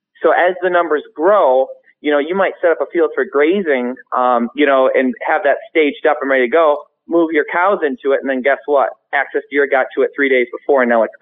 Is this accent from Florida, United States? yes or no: no; Michigan, United States; we're from Michigan